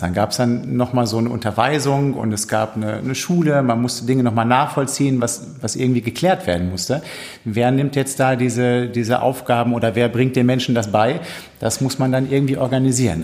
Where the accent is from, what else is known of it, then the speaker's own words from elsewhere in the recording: Minden, North Rhine-Westphalia, Germany; moved away; Meine Heimatgemeinde in Minden